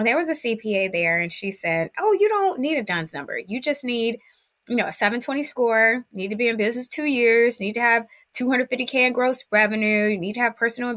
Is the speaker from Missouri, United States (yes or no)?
no; Cleveland, Ohio, United States; I am originally from Cleveland, Ohio. I grew up very poor